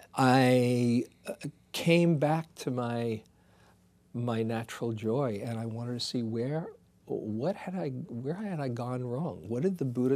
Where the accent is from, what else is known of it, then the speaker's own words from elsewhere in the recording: New York City, New York, United States; moved away; I was from Queens